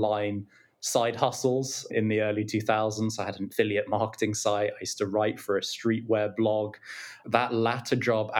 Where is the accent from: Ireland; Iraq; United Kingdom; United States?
United Kingdom; London; I grew up in London. I'm from London, born here, educated here